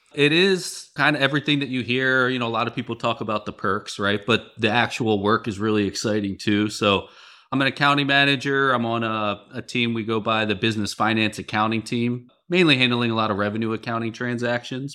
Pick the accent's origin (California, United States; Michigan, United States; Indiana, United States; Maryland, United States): Maryland, United States; Baltimore; moved away as an adult; also born or lived in San Francisco / Midwest; I'm from the Baltimore area